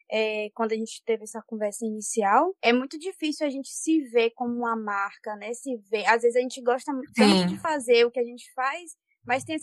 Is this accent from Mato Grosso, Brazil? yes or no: no; Bahia, Brazil; tenho 25 anos, sou baiana, com muito amor e dedicação. Moro em Vitória da Conquista